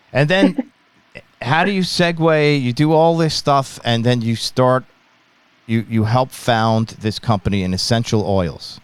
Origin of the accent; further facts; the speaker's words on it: Long Island, New York, United States; also born or lived in Ithaca, New York; I'm from Long Island, New York